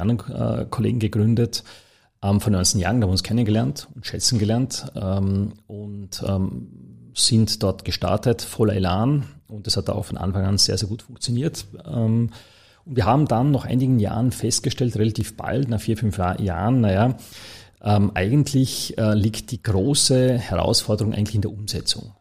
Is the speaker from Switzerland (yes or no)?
no; Dornbirn, Vorarlberg, Austria; moved away as an adult; also born or lived in Toulouse, France / Berlin, Germany; now in Vienna, Austria; ich bin ja gebürtiger Vorarlberger